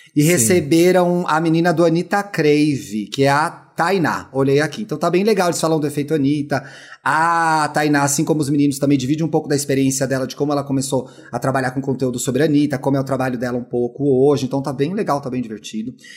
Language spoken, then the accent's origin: Portuguese; Brazil; a gente, enquanto brasileiro